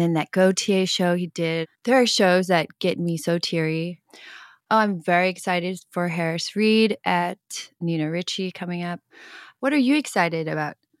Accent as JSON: {"language": "English", "country": "Hong Kong", "tie": "born or raised there", "moved": "yes", "said": "I grew up in Hong Kong"}